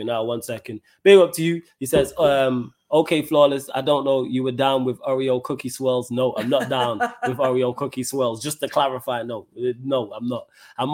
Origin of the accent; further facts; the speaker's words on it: Manchester, North West England, United Kingdom; accent: Manchester; I happen to be from Manchester